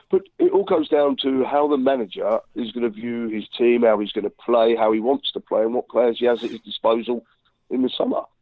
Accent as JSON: {"language": "English", "region": "England", "country": "United Kingdom", "said": "I'm an Englishman as well"}